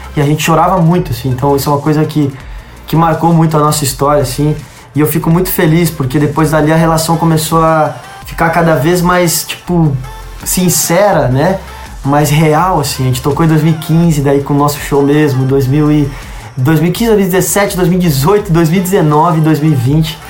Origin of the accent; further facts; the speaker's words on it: Rio Grande do Sul, Brazil; Minha família é toda do Rio Grande do Sul. Eu nasci no Rio Grande do Sul